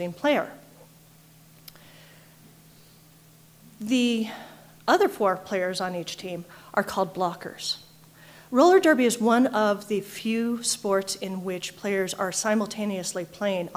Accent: Colorado, United States; I'm from Colorado

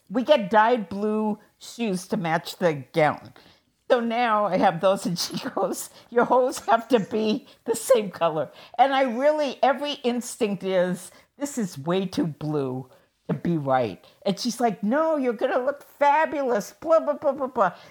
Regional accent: Seattle, Washington, United States; born or raised there

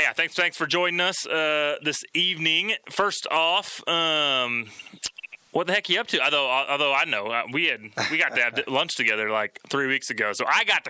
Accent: Kansas City, United States; You surviving in my hometown?

